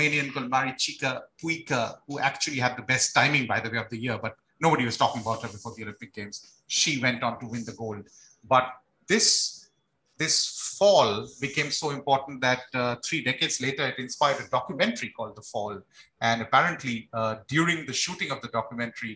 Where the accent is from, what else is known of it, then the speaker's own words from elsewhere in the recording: India; I'm from India.